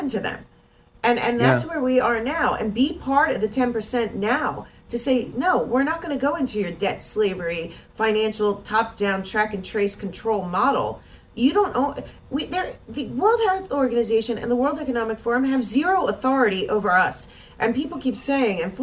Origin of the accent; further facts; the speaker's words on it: United States; we as American people